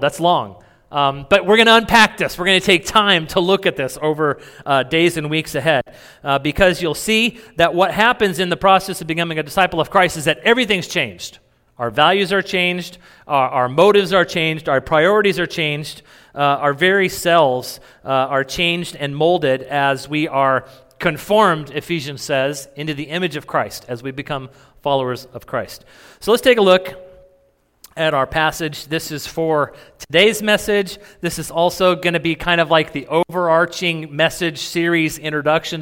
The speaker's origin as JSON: {"language": "English", "region": "New Mexico", "country": "United States", "tie": "born or raised there", "said": "I grew up in New Mexico."}